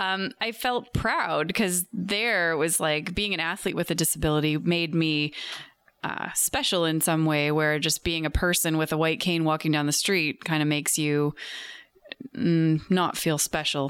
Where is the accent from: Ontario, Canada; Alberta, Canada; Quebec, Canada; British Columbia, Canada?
British Columbia, Canada; New Westminster; I grew up in New Westminster.